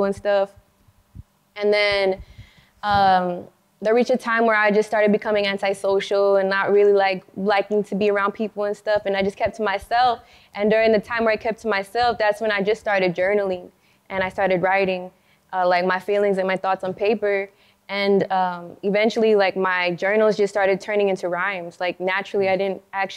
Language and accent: English; El Paso, Texas, United States; I'm from El Paso, Texas